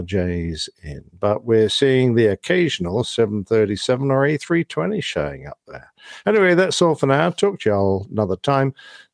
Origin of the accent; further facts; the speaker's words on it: Midland, Texas, United States; I have hopes that there might be a new airline serving my hometown of Midland, Texas. It's a smaller area, but there's been a ton of growth out there